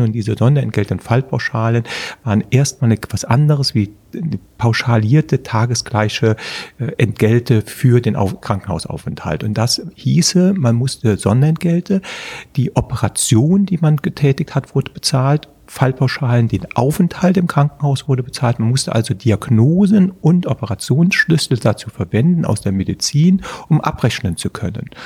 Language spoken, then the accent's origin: German; Prüm, Rhineland-Palatinate, Germany; moved away as an adult; also born or lived in Trier / Bonn; Also ich bin 1963 im Dezember geboren in der Eifel, in Prüm.